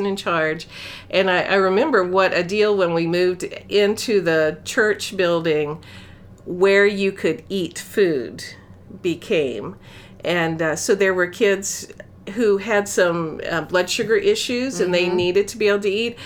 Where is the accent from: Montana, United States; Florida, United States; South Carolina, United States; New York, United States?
Florida, United States; I'm from Florida